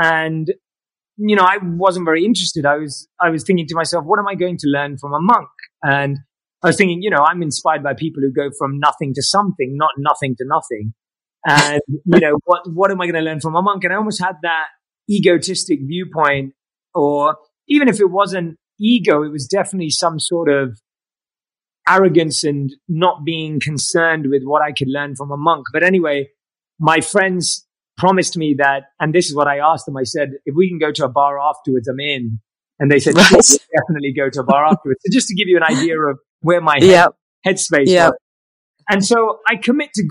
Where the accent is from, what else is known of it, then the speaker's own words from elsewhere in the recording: London, United Kingdom; moved away as an adult; now in Los Angeles, United States; I grew up like any other Londoner, interested in all the things you would be growing up in London